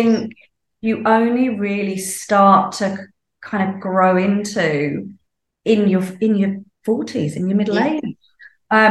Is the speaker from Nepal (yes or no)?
no; United Kingdom; moved away as an adult; now in Sydney, Australia; I grew up in the UK, in case people can't tell from my accent.